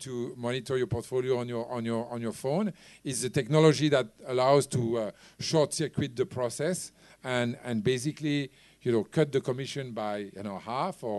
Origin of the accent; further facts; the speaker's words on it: France; now in Hong Kong; I come from France